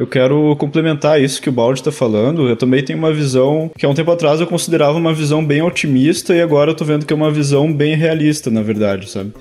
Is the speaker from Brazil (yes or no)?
yes; Porto Alegre, Rio Grande do Sul, Brazil; aqui na cidade onde eu nasci